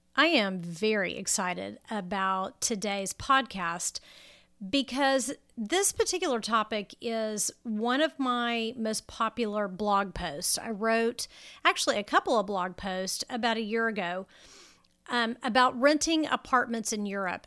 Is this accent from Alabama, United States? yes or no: no; Texas, United States; Now I'm a Texan and you know, we have the air conditioning running about, you know, 13 and a half months out of the year